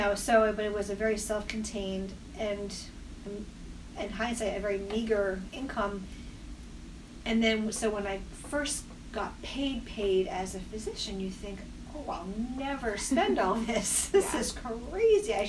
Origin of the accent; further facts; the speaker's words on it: Maine, United States; moved away as an adult; now in Connecticut, United States; I was going to go back to Maine and maybe even my hometown and be a town doc